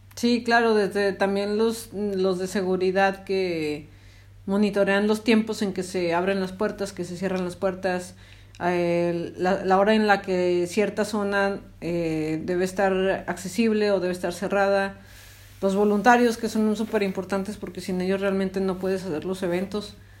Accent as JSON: {"language": "Spanish", "region": "Zacatecas", "country": "Mexico", "said": "soy de Zacatecas"}